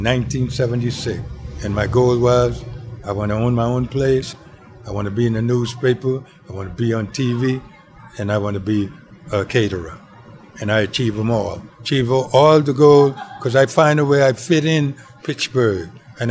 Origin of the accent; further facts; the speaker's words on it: Mastic Point, Andros, Bahamas; moved away; also born or lived in Hazelwood; I was born in the Bahamas, in a place called Mastit Point Andros. Small community where everybody knows everybody. And the school I went to, we didn't have no bathroom.